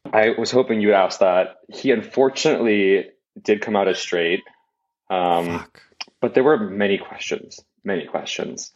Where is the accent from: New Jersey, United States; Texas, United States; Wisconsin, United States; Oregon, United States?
Wisconsin, United States; growing up in Wisconsin